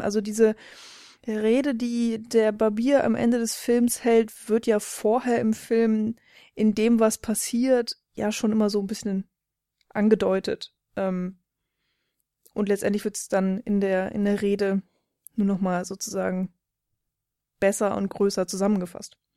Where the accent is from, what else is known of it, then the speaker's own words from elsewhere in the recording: Germany; als Deutscher